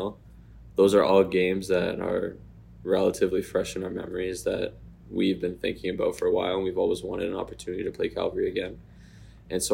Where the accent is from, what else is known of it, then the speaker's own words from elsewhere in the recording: Courtice, Ontario, Canada; my home in Curtis, Ontario